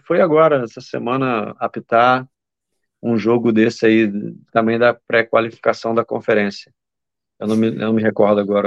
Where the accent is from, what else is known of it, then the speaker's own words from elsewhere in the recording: Duque de Caxias, Rio de Janeiro, Brazil; moved away as an adult; now in Faroe Islands; da minha terra. Terra boa, a Baixada Fluminense.